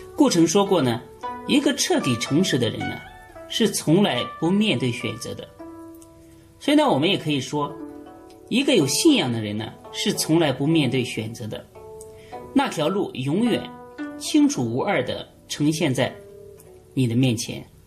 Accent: China; 我们中国人很多人都崇拜关于关于爱情

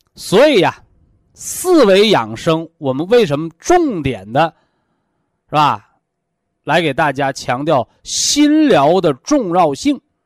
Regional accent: China; 我们是中国人

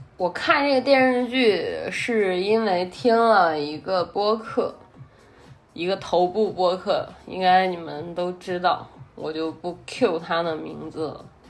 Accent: Henan, China; accent: Henan; 我戴的是有正儿八经的荷兰话口音的

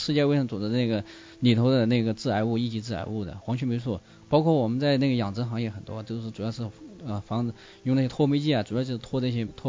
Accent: China; 其实我们中国人喜欢

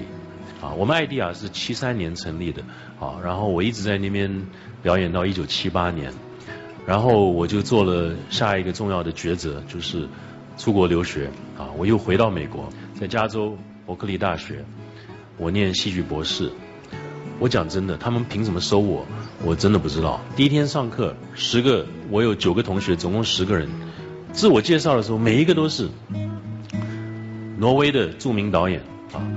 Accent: Taiwan; 大家好，我来自台湾啊

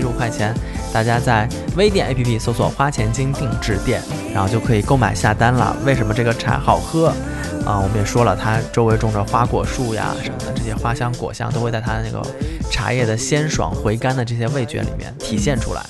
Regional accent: Jiangsu, China; 我们东山的枇杷

